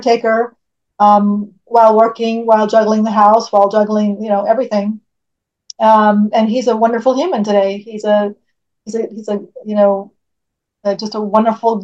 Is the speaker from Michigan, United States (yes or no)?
no; California, United States; I'm born and raised in California.